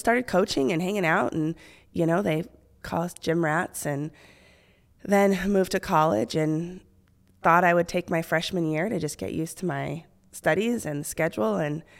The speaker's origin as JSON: {"language": "English", "region": "Okinawa", "country": "Japan", "tie": "born there", "said": "Okinawa, Japan."}